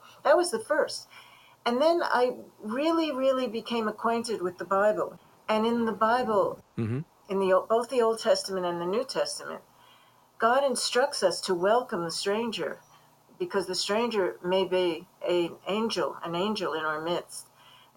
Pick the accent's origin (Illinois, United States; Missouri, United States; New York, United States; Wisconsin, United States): New York, United States; New York City; as a young Jewish girl growing up in Brooklyn